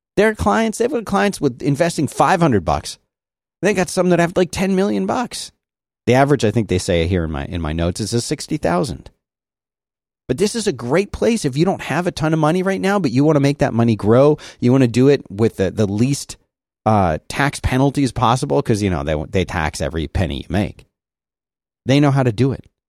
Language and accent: English; United States; I'm an American